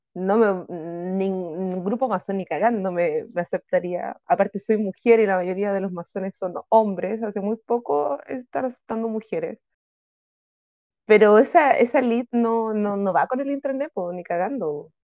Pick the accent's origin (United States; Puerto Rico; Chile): Chile; yo soy de Chile.